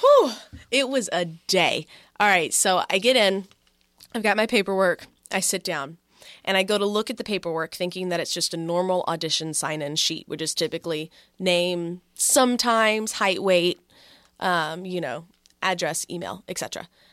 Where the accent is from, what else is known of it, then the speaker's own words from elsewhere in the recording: Texas, United States; now in Philadelphia, United States; we're both not from Philadelphia. So I went back home to Texas